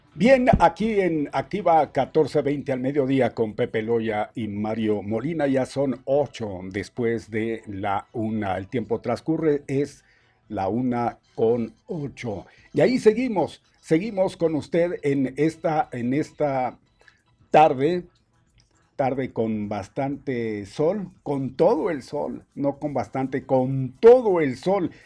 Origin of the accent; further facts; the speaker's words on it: a small town in Chihuahua, Mexico; moved away; Es un pueblo chiquillo, pueblo chico.